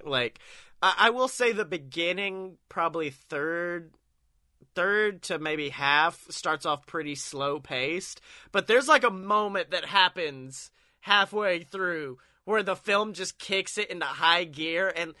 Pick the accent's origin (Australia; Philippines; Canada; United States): United States; the South; I was raised in the South, big man.